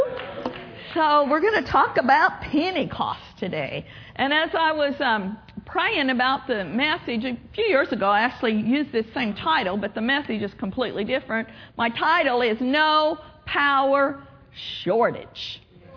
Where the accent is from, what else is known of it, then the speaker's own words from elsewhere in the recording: Oklahoma, United States; moved away; I grew up in Oklahoma. Can you tell? Still a little bit of an accent. But I grew up on a farm in Oklahoma